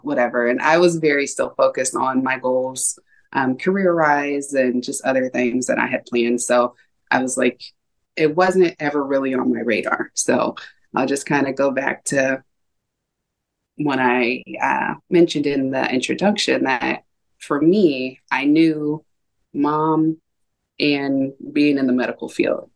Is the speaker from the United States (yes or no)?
yes; Ohio, United States; also born or lived in San Diego, California / California; now in Washington, United States; I grew up mostly in Ohio. Um, was born in San Diego, California, and I've lived in California twice as an adult.